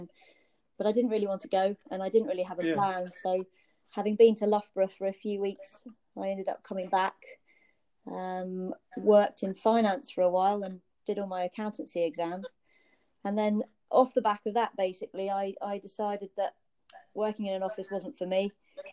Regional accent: Jersey; I was born in Jersey and I grew up here

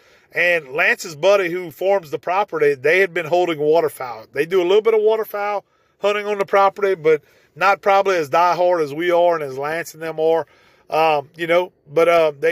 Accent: Evangeline Parish, Louisiana, United States; moved away as an adult; now in Gonzales, United States; I grew up in Evangeline Parish.

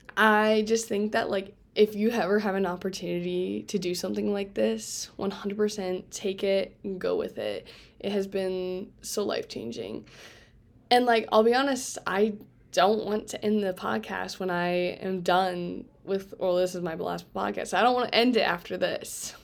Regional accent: Fort Wayne, Indiana, United States; moved away; I am from Fort Wayne, Indiana

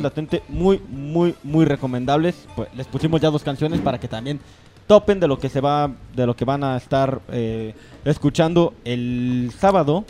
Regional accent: Mexico; tenemos como mexicanos

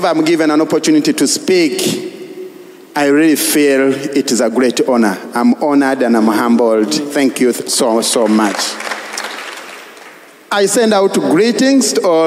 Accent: Nansana, Central Region, Uganda; I come from Nansana.

